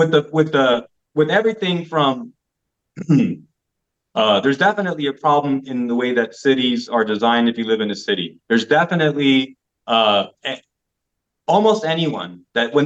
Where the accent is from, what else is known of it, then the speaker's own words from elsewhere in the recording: United States; moved away as an adult; now in Belgrade, Serbia; as an American